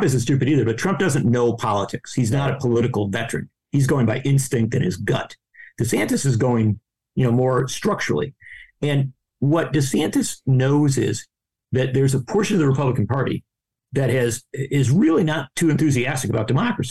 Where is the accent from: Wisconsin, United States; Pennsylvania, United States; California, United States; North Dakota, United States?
Wisconsin, United States; I come from Wisconsin